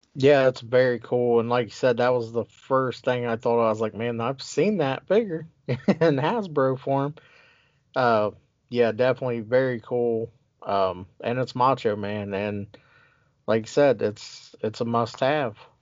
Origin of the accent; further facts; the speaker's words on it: Ohio, United States; now in Wisconsin, United States; I'm from Ohio as well